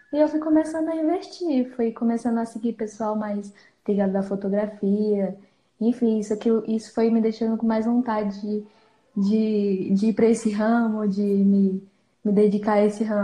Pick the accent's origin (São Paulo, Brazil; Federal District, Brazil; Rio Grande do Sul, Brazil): Federal District, Brazil; Planaltina; Eu tenho 17 anos e sou de Brasília, na verdade, Panaltina, que fica no entorno de Brasília.